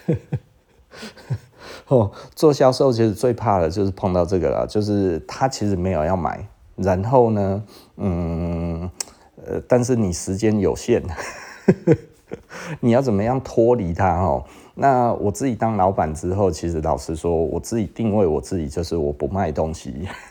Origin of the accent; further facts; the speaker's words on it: Taiwan; 我们台湾人的这种台湾牛的个性